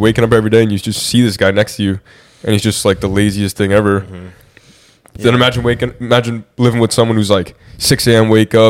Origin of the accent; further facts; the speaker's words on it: New York, United States; I grew up in New York.